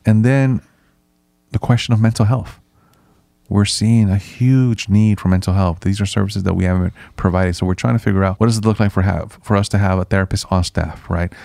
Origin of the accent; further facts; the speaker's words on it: San Francisco, California, United States; also born or lived in Nicaragua; I grew up in the San Francisco Mission District, which is a historically Hispanic and immigrant neighborhood